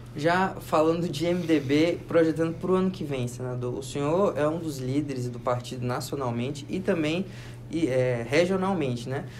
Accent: Pará, Brazil; eu sou do Pará

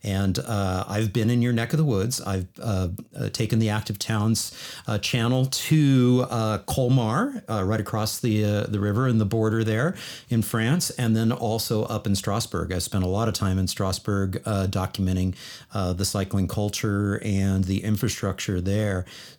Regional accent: Boulder, Colorado, United States; I consider Boulder my hometown, even though I don't live there anymore.

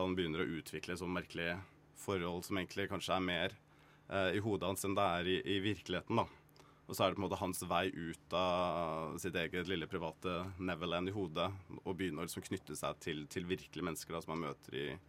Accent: Kragerø, Vestfold og Telemark, Norway; moved away; jeg var veldig ensom og alene hjemme i Sannidal i Kragerø.

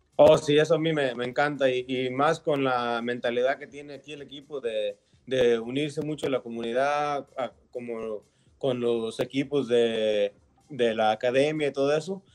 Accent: Mexico; moved away; sí nací en, en México yo

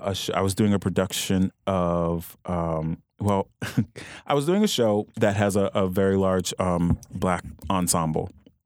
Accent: Louisiana, United States; I'm from Louisiana.

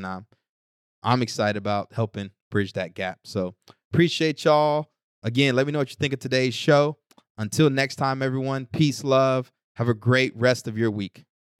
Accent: Newark, New Jersey, United States; Because listen, man, I'm from Newark.

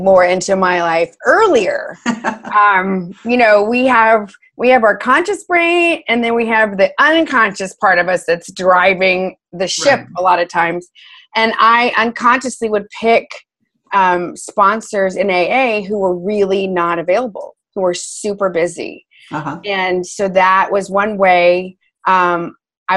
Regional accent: Texas, United States; moved away; also born or lived in New York City; We're both from Texas

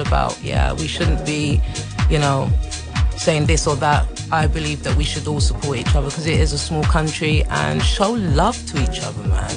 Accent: London, United Kingdom; moved away as an adult; now in Iceland; I was born in London, and I came to Iceland 13 years ago for music

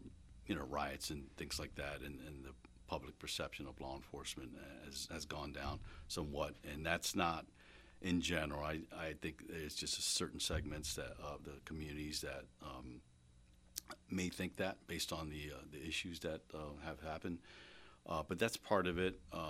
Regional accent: Florida, United States; now in Reading, United States; I came from Florida

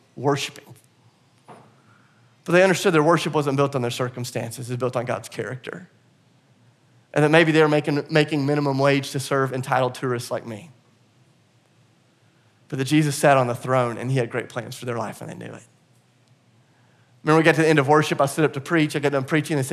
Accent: the South, United States; I'm from the South and I'm a Christian

